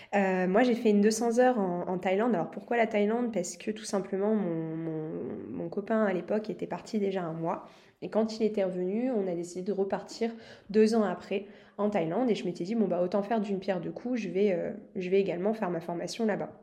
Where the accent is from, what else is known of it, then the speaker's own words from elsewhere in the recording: France; je suis française, j'adore mon pays